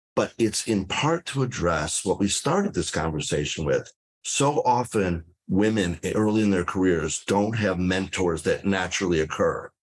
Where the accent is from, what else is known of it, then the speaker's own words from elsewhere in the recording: Detroit, Michigan, United States; moved away as an adult; now in South Florida, United States; I started out as a healthcare lawyer in Detroit, where I grew up